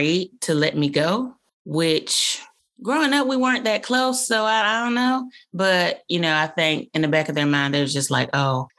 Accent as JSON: {"language": "English", "town": "Birmingham", "region": "Alabama", "country": "United States", "tie": "born or raised there", "moved": "as an adult", "said": "I grew up in Birmingham, Alabama"}